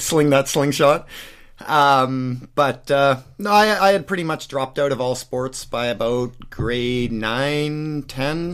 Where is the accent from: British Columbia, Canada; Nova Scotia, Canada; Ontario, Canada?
British Columbia, Canada; Surrey; now in Abbotsford, Canada; born and raised in Surrey